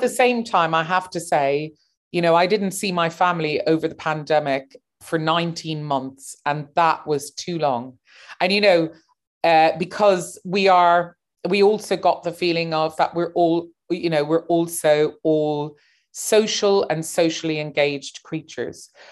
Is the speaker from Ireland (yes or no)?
yes; Cork, Munster, Ireland; moved away as an adult; also born or lived in New York, United States / London, United Kingdom; now in Berlin, Germany; And I was born in New York, grew up in Cork